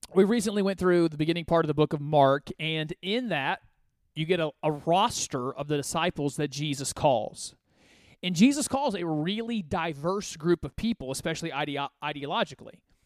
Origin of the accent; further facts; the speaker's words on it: Côte d’Ivoire; now in United States; I call it my home country because I was born there